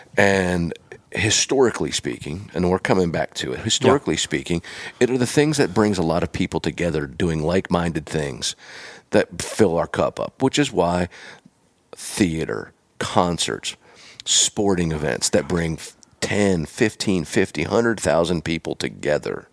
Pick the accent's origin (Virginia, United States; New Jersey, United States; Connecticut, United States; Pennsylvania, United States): Pennsylvania, United States; moved away; I'm from Pennsylvania originally